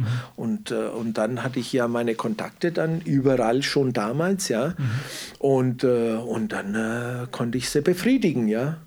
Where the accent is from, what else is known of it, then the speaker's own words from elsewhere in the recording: Southern Italy, Italy; also born or lived in Wendelstein; now in Germany; ich komme ja aus Süditalien